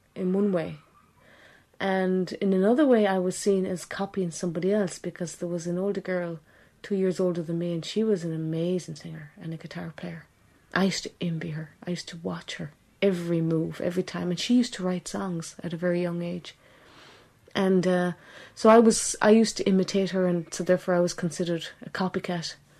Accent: Ireland; also born or lived in England; she came to Ireland

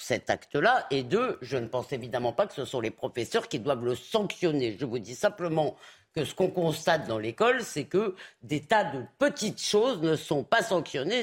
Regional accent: Épinay-sur-Seine, Île-de-France, France; Moi, quand j'étais gamine à Épinay-sur-Seine

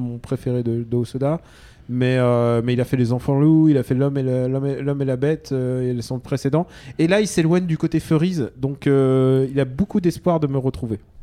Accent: France; je suis né en France, mais, mais je suis, mais je suis russe de cœur.

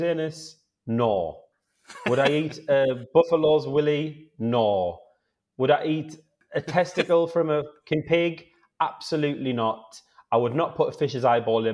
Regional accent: Sunderland, North East England, United Kingdom; moved away; So I'm originally from Sunderland. I grew up sort of in the city centre of Sunderland

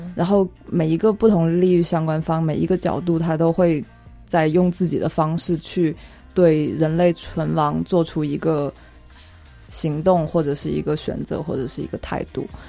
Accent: Guangxi, China; now in Beijing, China; 我老家广西

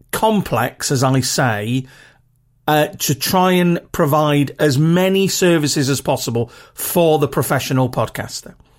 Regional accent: United Kingdom; accent: very regional (British, not Queen's English)

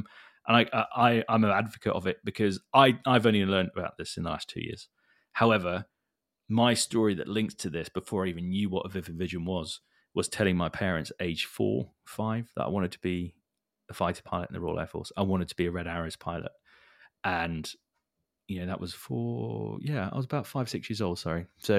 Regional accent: Hong Kong; And I was born in Hong Kong. So that's where I grew up. So lived in like an expat lifestyle.

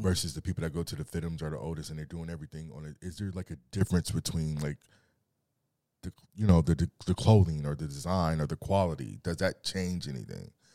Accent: Carson, California, United States; also born or lived in Torrance; I'm from Torrance, by way of Carson, one hundred sixty-ninth and Avalon, Centerview.

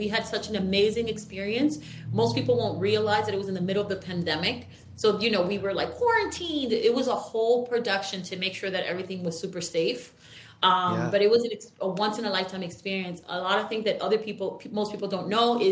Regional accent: New York, United States; we're from New York

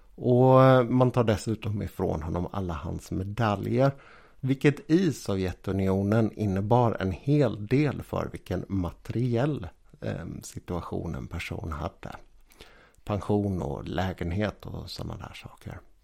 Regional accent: Sweden; vi svenskar

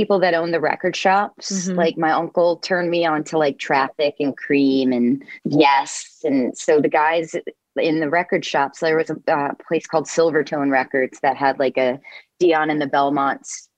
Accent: Neptune, New Jersey, United States; now in Nashville, United States; I grew up in Neptune, which is right next to Asbury

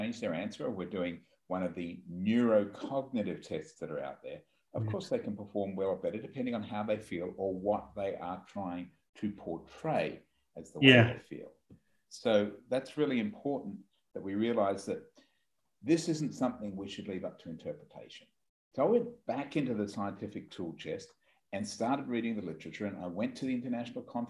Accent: Australia; I am an Australian. We're a long way away from you at the moment.

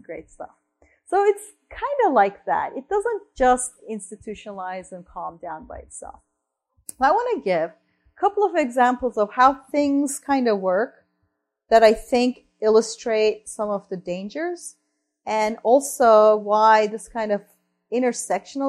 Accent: Turkey; moved away; I mentioned I'm from Turkey, right? I'm from Turkey.

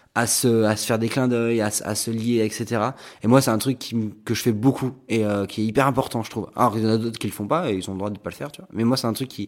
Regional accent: Arcachon, Nouvelle-Aquitaine, France; born or raised there; moved away

